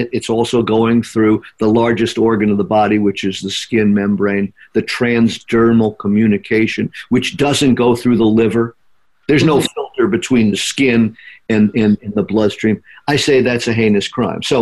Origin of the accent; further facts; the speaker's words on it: Flint, Michigan, United States; And, and, and, you know, you're from Flint. We're all from Flint.